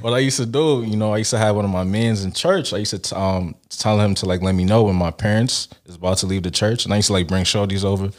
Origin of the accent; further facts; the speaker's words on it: Brooklyn, New York, United States; also born or lived in Nigeria / Canada; Nigerian born, Brooklyn raised